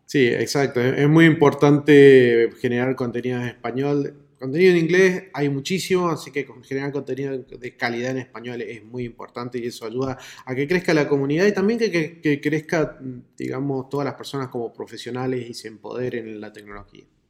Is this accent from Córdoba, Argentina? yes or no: yes; Córdoba, Argentina; acá yo estoy en Córdoba